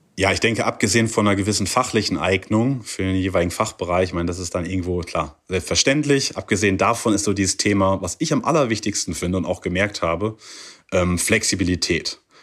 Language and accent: German; Germany; moved away as an adult; now in Qingdao, China; bei uns in Deutschland